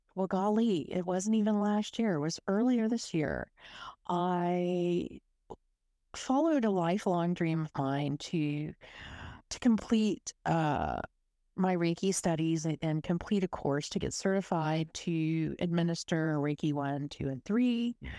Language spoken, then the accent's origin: English; South Texas, United States; accent: Texas U S; moved away as an adult; now in Melbourne, Australia; I grew up in South Texas in a little coastal city. It was right next to the Gulf of Mexico